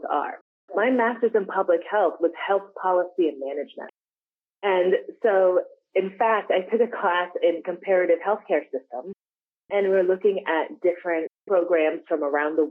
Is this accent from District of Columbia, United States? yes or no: yes; Washington, District of Columbia, United States; moved away; I grew up in Washington, DC with two professional parents